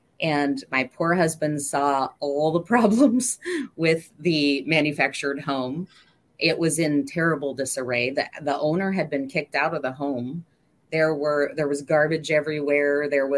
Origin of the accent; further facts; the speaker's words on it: McMinnville, Oregon, United States; Well, I am from, born and raised in Oregon, a little town of McMinnville, Oregon, originally. My parents like to move a lot.